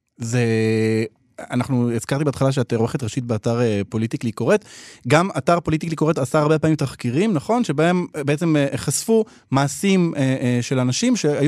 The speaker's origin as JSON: {"language": "Hebrew", "country": "Israel"}